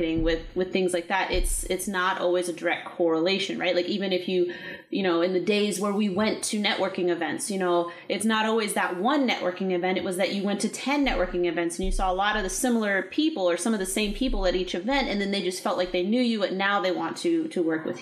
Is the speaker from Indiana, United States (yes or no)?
no; California, United States; also born or lived in Texas; now in Maryland, United States; I'm actually originally from California, and we relocated here in 2015 after I got out of the Army in Texas.